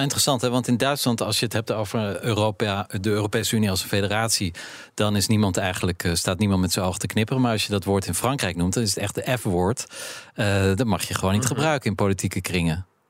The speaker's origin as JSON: {"language": "Dutch", "region": "Zeeland", "country": "Netherlands", "said": "ik kom uit Zeeland"}